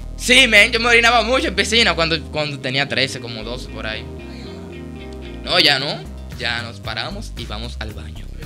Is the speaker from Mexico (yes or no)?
no; Sabana Perdida, Distrito Nacional, Dominican Republic; soy de Sabana Perdida, sector Sabana Perdida, eh, barrio Villa Germán.